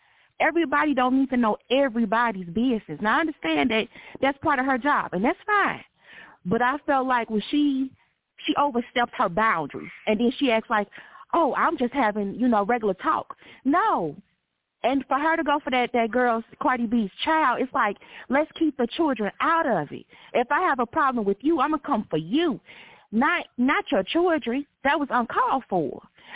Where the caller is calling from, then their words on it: St. Louis, Missouri, United States; I'm calling from St. Louis, Missouri.